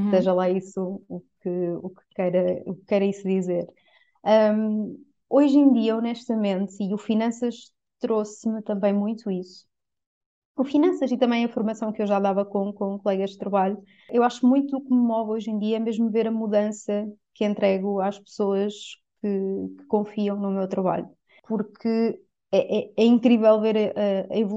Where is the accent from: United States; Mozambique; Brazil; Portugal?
Portugal; Coimbra, Centro; tenho 33 anos, sou de Coimbra, ou moro em Coimbra neste momento